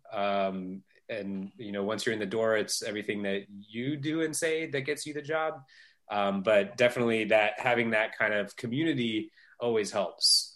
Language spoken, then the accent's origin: English; Northern California, United States; I grew up in Northern California in the early days of Silicon Valley.